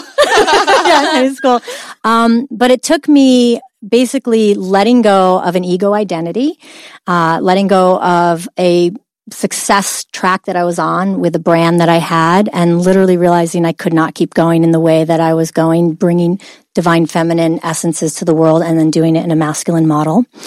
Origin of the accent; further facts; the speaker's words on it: Oswego, New York, United States; Upstate New York, a little town called Oswego.